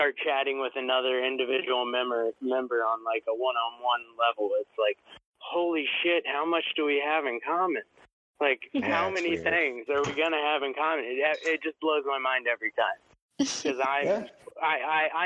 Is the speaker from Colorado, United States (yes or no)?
no; Vermont, United States; I am from Vermont.